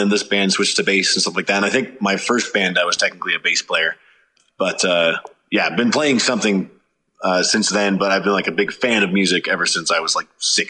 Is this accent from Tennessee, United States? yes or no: no; Reno, Nevada, United States; born or raised there; also born or lived in California